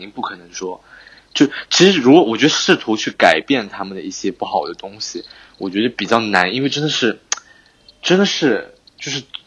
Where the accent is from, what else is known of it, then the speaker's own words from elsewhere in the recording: Zhejiang, China; 他们一听到我是浙江人